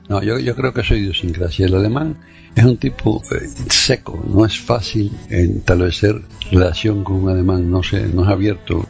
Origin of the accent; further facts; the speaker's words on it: Cuba; moved away; also born or lived in Germany; Aquí llegué a la gente mía, ¿verdad? Porque nosotros somos así, eh, cubano es amistoso, es abierto